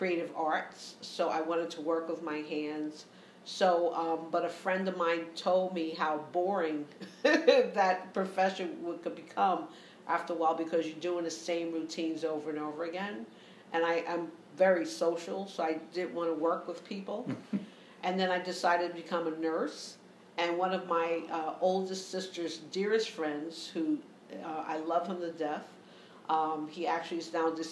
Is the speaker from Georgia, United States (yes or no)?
no; New York City, New York, United States; I grew up in the Lower East Side of New York